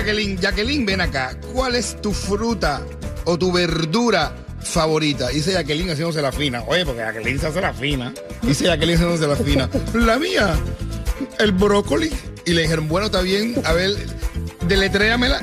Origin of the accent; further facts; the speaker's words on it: Cuba; moved away; como cubanos libres